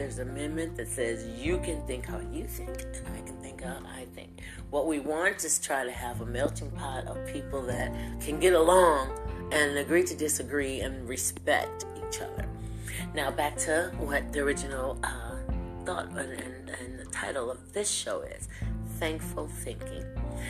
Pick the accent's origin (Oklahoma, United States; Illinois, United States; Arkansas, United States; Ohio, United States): Ohio, United States; Lorain; now in Louisville, United States; I'm in Louisville, Kentucky. I'm a transfer from the Buckeye State of Lorain, Ohio.